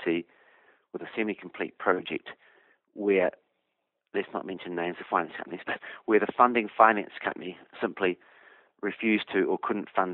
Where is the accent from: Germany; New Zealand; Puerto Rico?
New Zealand; Hawke's Bay; moved away; I came from Hawke's Bay, so I grew up around risk takers